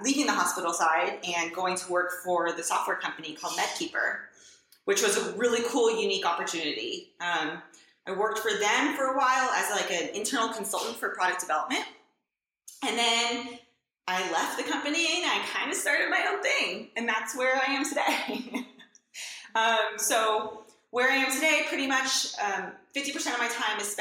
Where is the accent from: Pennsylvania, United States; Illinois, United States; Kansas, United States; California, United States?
California, United States; Southern; moved away as an adult; also born or lived in New York / Kentucky; I grew up in Southern California